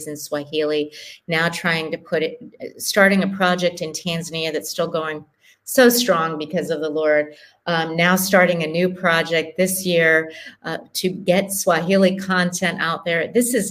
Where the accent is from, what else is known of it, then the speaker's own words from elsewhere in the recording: United States; moved away as an adult; now in Kenya; as an American